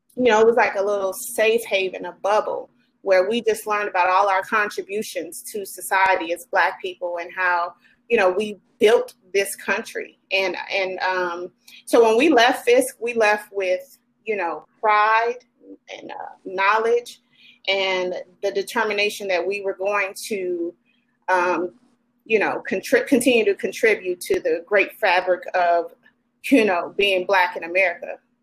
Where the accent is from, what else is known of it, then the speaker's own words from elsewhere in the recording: Chicago, Illinois, United States; moved away as an adult; also born or lived in Nashville, Tennessee; now in Sacramento, United States; I am originally from Chicago, Chi Town